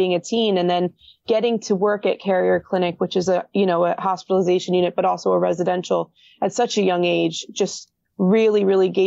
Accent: Hillsborough, New Jersey, United States; I grew up in Hillsborough

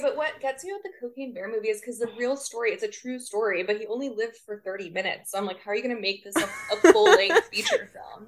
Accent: Corpus Christi, Texas, United States; it's my hometown.

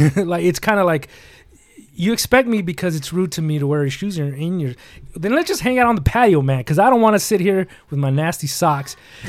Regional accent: California, United States; I'm from California, and you can barely get to the valley in 20 minutes.

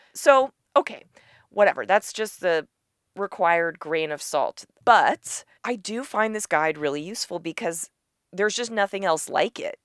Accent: New York City, New York, United States; I grew up in New York City

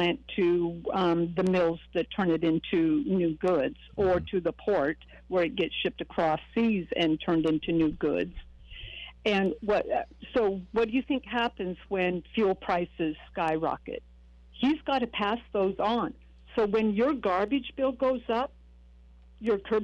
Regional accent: Oregon, United States; The Oregon I grew up in, I was picking berries

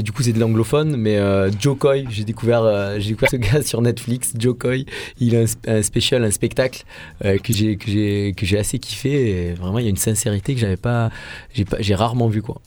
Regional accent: Marseille, Provence-Alpes-Côte d'Azur, France; en tant que Marseillais

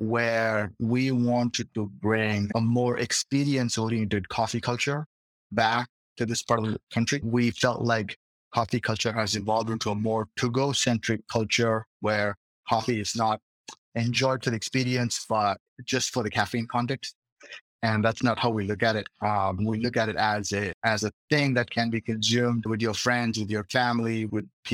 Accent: India; moved away as an adult; now in Boston, United States; I'm originally from India

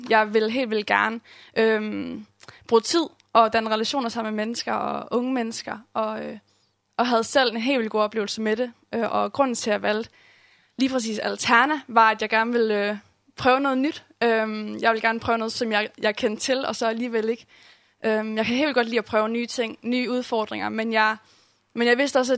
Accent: Herning, Central Denmark Region, Denmark; Um, jeg voksede op i en kristen familie. Kommer fra Herning og er kommet i den samme kirke, Åben Kirke, Herning, um, hele mit liv.

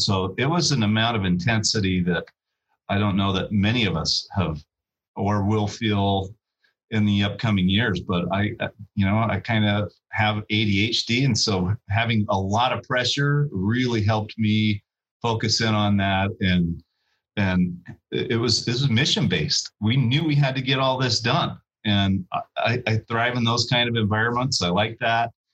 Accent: Ogden, Utah, United States; moved away; my hometown, in the downtown corridor of my hometown

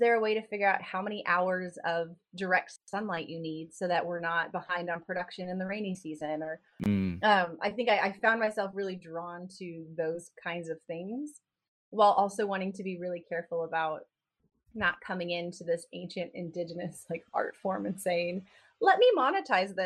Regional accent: Dallas, Texas, United States; I grew up in Dallas and in East Texas

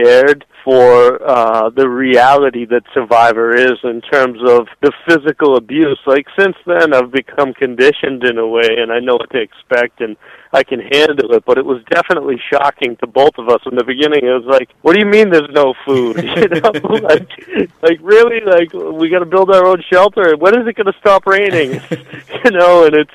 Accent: Boston, Massachusetts, United States; I'm from Boston.

